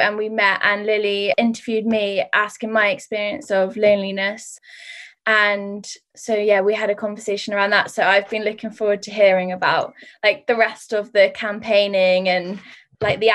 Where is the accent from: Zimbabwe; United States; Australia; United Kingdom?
United Kingdom; Cheddar, South West England; now in Cardiff, United Kingdom; I'm like a country girl at heart because I come from Cheddar, like surrounded by greenery.